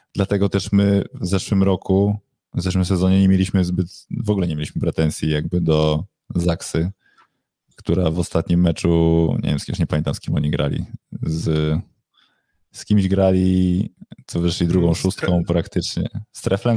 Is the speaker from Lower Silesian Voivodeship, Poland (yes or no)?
no; Warsaw, Masovian Voivodeship, Poland; jestem z Warszawy, jestem za Warszawą